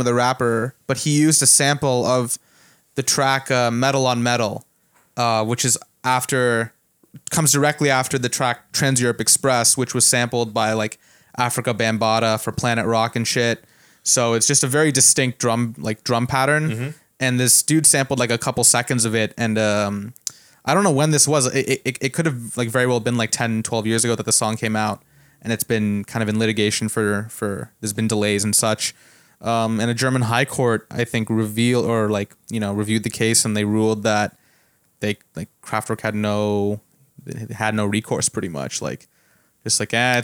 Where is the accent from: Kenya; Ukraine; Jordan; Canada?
Canada; now in United States; I grew up in Canada